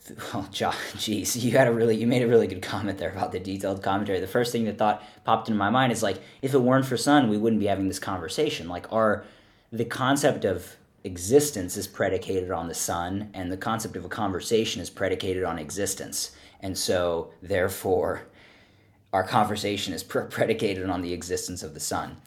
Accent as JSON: {"language": "English", "town": "Philadelphia", "region": "Pennsylvania", "country": "United States", "tie": "born or raised there", "said": "I grew up in Pennsylvania, for the listener audience, in Philadelphia"}